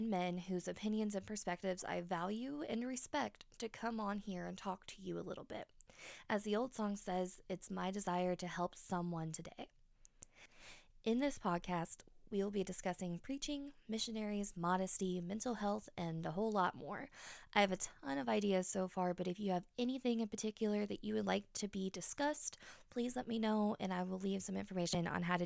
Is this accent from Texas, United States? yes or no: no; Indianapolis, Indiana, United States; now in West Virginia, United States; I was raised in Indianapolis, but now I live in West Virginia